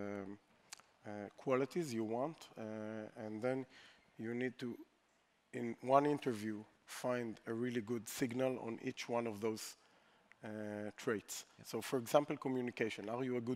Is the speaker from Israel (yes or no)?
yes; Israel; we're from Israel